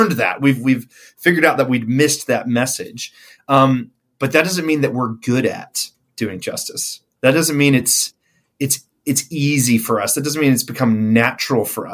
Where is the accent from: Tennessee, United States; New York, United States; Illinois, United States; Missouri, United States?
Tennessee, United States; Memphis; moved away as an adult; now in Auckland, New Zealand; I'm from Memphis, Tennessee. That's where I've spent almost all of my life prior to being here